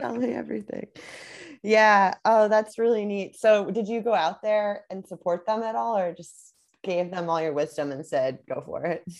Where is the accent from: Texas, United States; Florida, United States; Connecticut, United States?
Connecticut, United States; moved away as an adult; also born or lived in Vermont; now in Southern California, United States; I'm from Connecticut originally